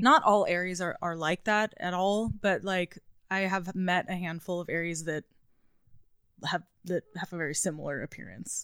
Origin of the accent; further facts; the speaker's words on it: Southern Orange County, California, United States; also born or lived in Newport Beach; now in Los Angeles, United States; I grew up in Southern Orange County.